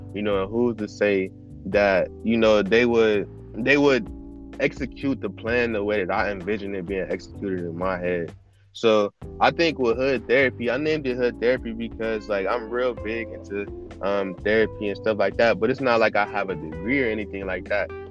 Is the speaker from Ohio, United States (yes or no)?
yes; Cleveland, Ohio, United States; I'm 21. I'm from Cleveland.